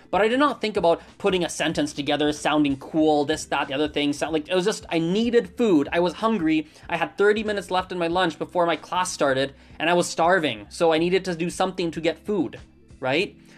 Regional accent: Canada; I grew up with English because I'm born and raised in Canada.

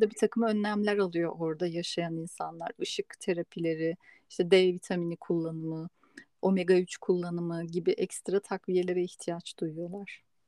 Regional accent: Istanbul, Turkey; moved away as an adult; now in Spain; ben de doğma büyüme İstanbul'da olduğum için İspanya'ya göç edene kadar

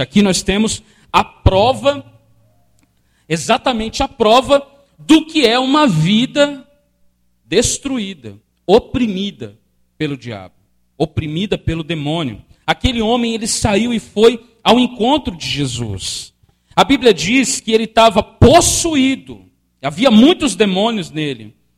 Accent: Brazil; nós brasileiros. Nós brasileiros, brasileiros

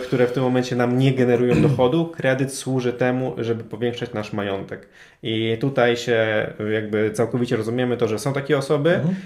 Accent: Toruń, Kuyavian-Pomeranian Voivodeship, Poland; now in Warsaw, Poland; ja też z Warszawy nie jestem. Jestem osobą, która pochodzi z Torunia

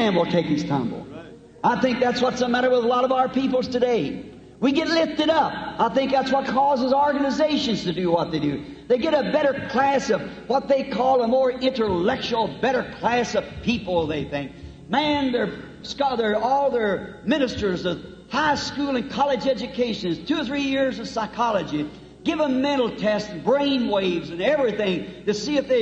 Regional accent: United States; I'm American

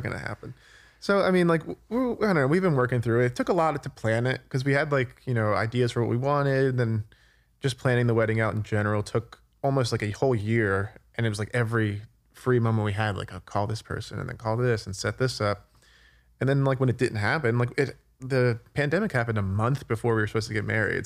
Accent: New Jersey, United States; I'm also from New Jersey

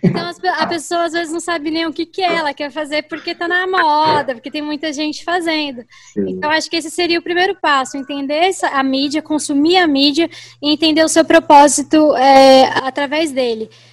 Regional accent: São Paulo, Brazil; moved away as an adult; now in Cuiabá, Brazil; eu estou morando em Cuiabá há um ano, nasci em São Paulo

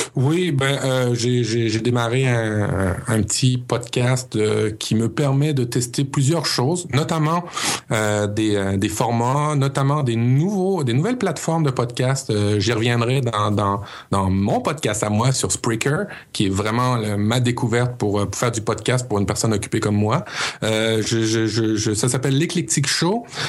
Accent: Canada; chez nous, au Canada

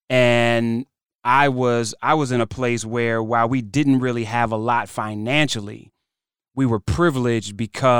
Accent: Cleveland, Ohio, United States; moved away; also born or lived in United Kingdom; Cleveland's home. I was raised in Cleveland

